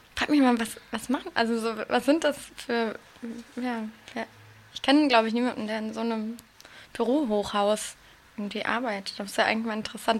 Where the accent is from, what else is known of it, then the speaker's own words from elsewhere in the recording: Hamburg, Germany; now in Berlin, Germany; Ich komme ja ursprünglich aus Hamburg